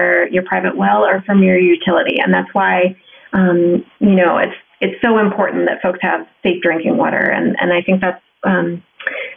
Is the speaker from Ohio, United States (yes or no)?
yes; Ohio, United States; I grew up in Ohio.